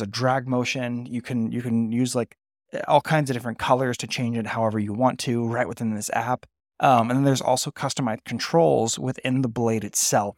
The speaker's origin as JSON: {"language": "English", "area": "Bay Area", "region": "California", "country": "United States", "tie": "born or raised there", "moved": "yes", "said": "I grew up in the Bay Area too. I'm, I'm from that area, even though I don't live there right now."}